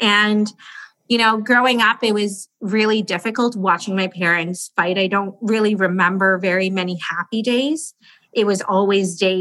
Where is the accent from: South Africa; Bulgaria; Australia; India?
India; We're from India